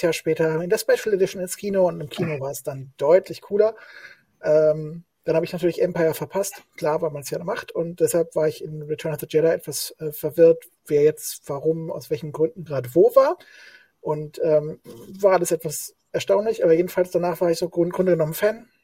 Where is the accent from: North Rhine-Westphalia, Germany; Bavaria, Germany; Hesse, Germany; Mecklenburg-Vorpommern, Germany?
Hesse, Germany; moved away as an adult; now in Saxony, Germany; bin ein Hesse, ein Geborener, wohne seit ähm, über 20 Jahren in Sachsen